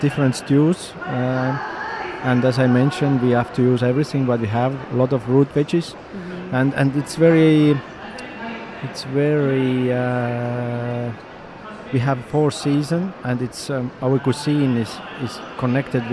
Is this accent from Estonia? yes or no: yes; Saare County, Estonia; English is a second language; I grew up, I come from in the biggest island in Estonia called Saaremaa